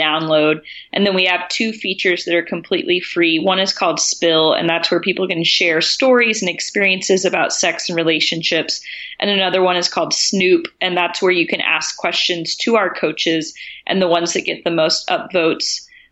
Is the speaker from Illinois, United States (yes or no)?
no; Tennessee, United States; the context I grew up in was in Tennessee